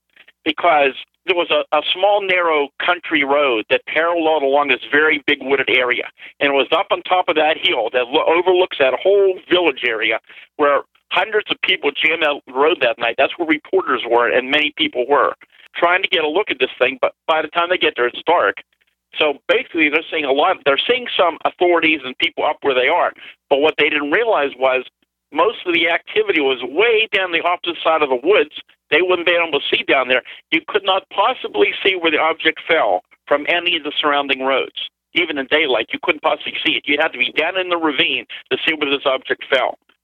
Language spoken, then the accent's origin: English; Greensburg, Pennsylvania, United States; my hometown, over the city of Greensburg